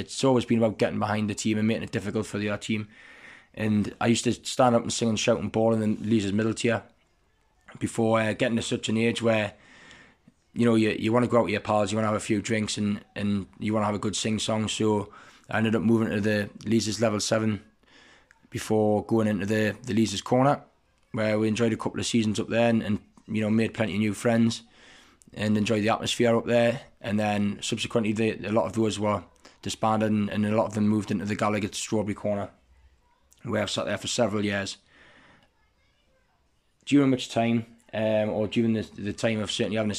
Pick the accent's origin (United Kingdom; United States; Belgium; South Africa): United Kingdom; Newcastle upon Tyne, North East England; I'm from Heaton in the east end of Newcastle.